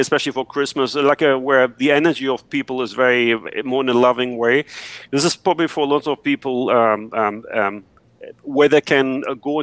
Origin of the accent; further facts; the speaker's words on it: Germany; I grew up in Germany